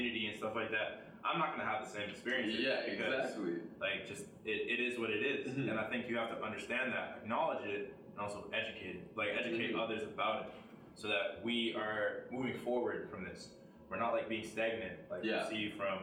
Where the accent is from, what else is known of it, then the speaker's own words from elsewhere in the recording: Ontario, Canada; I'm from Ontario